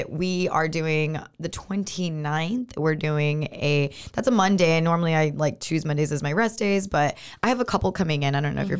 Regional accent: Moody, Texas, United States; also born or lived in East Coast; now in Waco, United States; a Moody local, Waco native. Not really, because I'm from Moody.

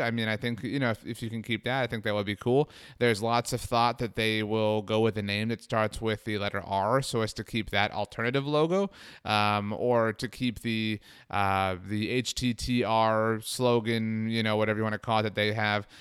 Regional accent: Brownsville, Texas, United States; I grew up in Brownsville, Texas

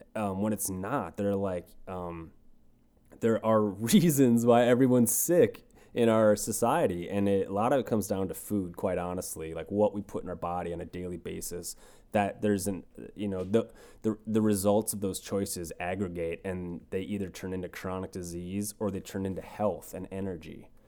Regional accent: Red Wing, Minnesota, United States; moved away as an adult; now in Los Angeles, United States; me growing up in Red Wing, Minnesota

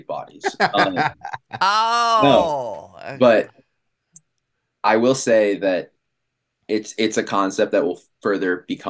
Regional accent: Washington, District of Columbia, United States; moved away as an adult; now in Los Angeles, United States; No, I'm from Washington, D.C.

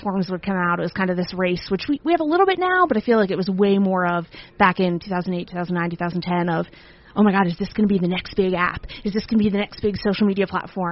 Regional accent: right outside of Philadelphia, Pennsylvania, United States; also born or lived in Virginia; I grew up right outside of Philadelphia.

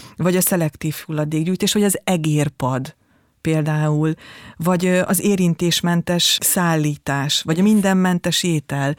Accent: Palóc region, Hungary; accent: Palóc; moved away; az én Palóc e, származom, és nagyon sokszor ez érződik is

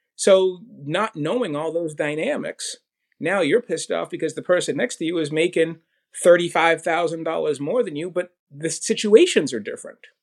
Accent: Boston, Massachusetts, United States; I was born in Boston

